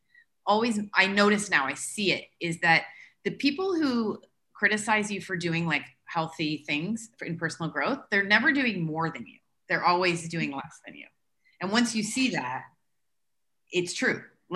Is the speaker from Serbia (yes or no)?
no; Canada; moved away as an adult; now in United Arab Emirates; I came from Canada in 2008 with my bowls and my Tupperware